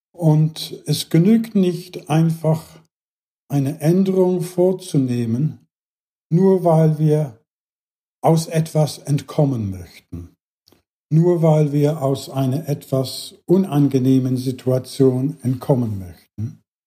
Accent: England, United Kingdom; German is a second language; moved away; in England, was hier meine Herkunftsland ist

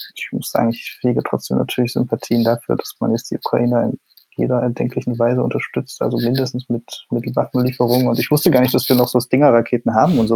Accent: East Germany, Germany; ich bin ja Ostdeutscher

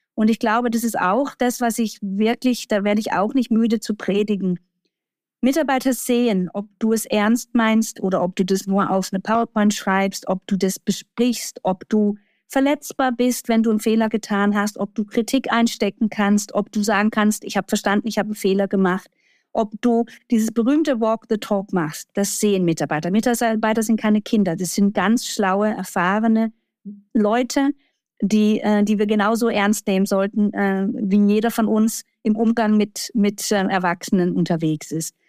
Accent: Baden-Württemberg, Germany; Jetzt komme ich noch halber aus dem Baden-Württembergischen

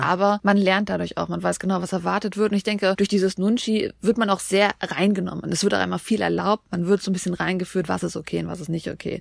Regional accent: Germany; wir Deutschen

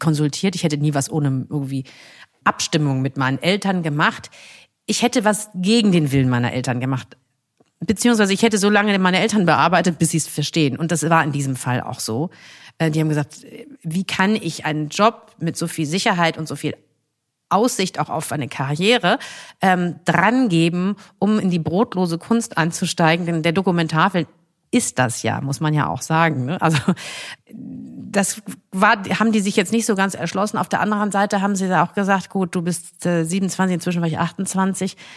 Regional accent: Essen, North Rhine-Westphalia, Germany; also born or lived in Kassel; now in Cologne, Germany; Ich komme nun mal aus Essen

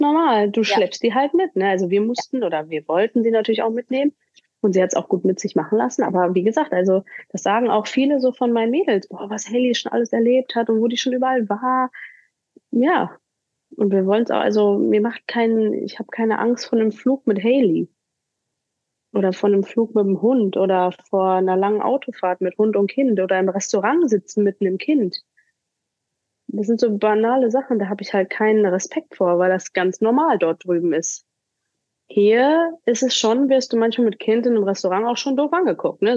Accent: Hagen, North Rhine-Westphalia, Germany; moved away as an adult; also born or lived in Cleveland, Ohio, United States; hier bei uns in Hagen

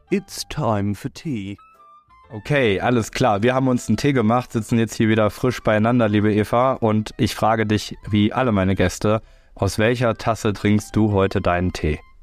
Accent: Rhineland, Germany; ich als Rheinländer feiere tatsächlich sehr, sehr gerne Karneval

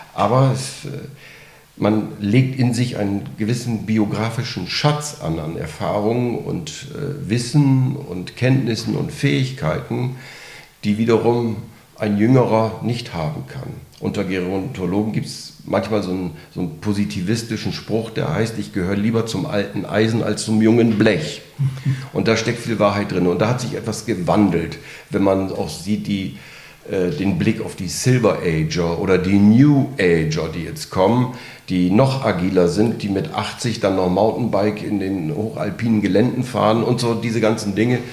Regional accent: North Sea coast, Germany; also born or lived in Aachen / Berlin; now in Bad Säckingen, Germany; ich bin an der Nordsee groß geworden

